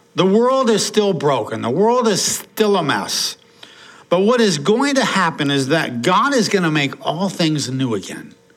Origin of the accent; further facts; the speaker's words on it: Portland, United States; when I was growing up in Portland, uh, mom, dad, and I had an older brother